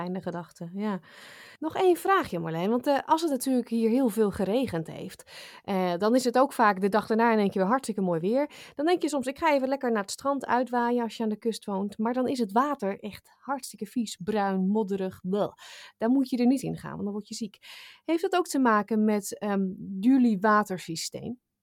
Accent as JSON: {"language": "Dutch", "country": "Netherlands"}